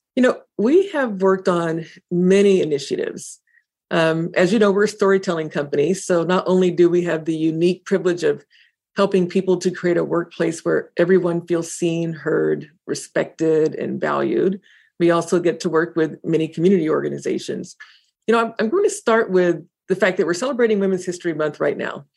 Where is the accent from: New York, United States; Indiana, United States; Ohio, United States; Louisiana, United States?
Indiana, United States; moved away; my hometown in Indiana